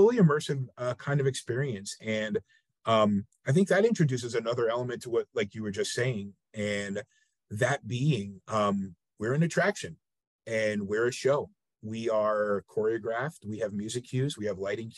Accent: northern New Jersey, United States; now in Savannah, United States; I grew up outside the New York City area in northern New Jersey

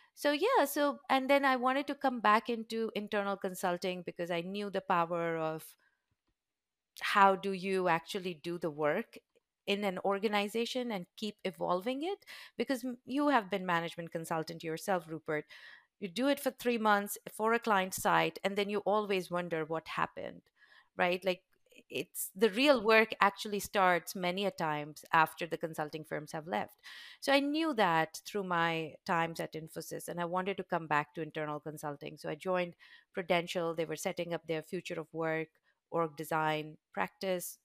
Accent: Udaipur, Rajasthan, India; So, I was very fortunate to grow up in a very beautiful, small, touristy town. It's called Udaipur

